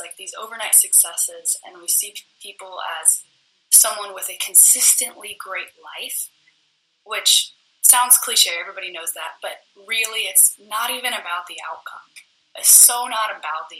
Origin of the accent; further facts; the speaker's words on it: United States; I was born in America.